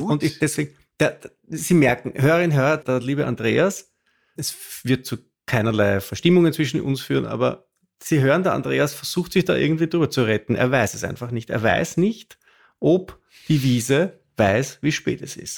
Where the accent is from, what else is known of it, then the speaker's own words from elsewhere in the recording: Austria; ich als Österreicher